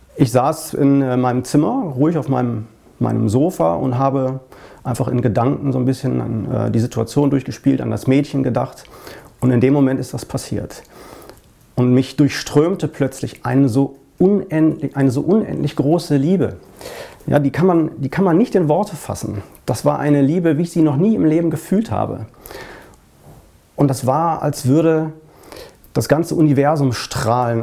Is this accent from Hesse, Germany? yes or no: no; Essen, North Rhine-Westphalia, Germany; in Essen, in meiner Heimatstadt